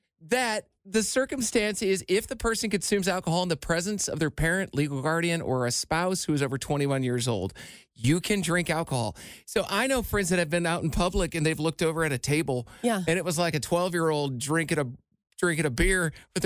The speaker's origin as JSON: {"language": "English", "region": "Iowa", "country": "United States", "tie": "born or raised there", "said": "in my home state of Iowa"}